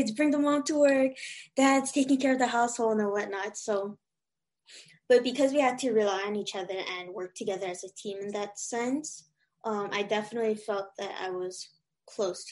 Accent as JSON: {"language": "English", "region": "Hawaii", "country": "United States", "tie": "born or raised there", "said": "I was born and raised in Hawaii, so there's a lot of like Asian culture around me, and also a lot of Filipino culture, especially growing up in Waipahu and Kalihi"}